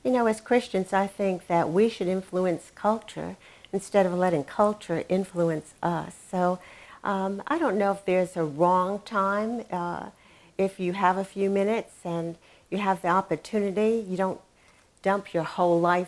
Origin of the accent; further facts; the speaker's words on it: New England, United States; now in Dallas, United States; I grew up in New England, and it was a very closed environment.